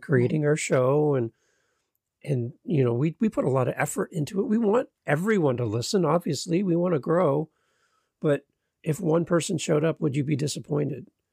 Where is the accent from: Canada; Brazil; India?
Canada; as a Canadian